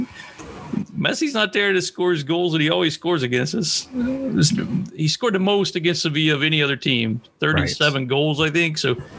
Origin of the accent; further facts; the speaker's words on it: Washington, District of Columbia, United States; I'm from the Washington, D.C. area of the United States.